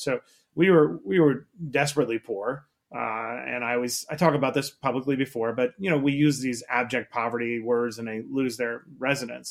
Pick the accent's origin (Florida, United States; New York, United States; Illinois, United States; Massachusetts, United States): New York, United States; New York City; I grew up in Queens, New York